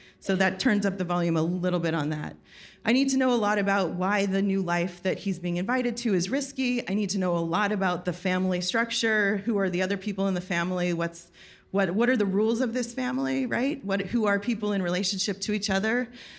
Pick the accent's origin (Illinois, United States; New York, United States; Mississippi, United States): New York, United States; I'm from New York.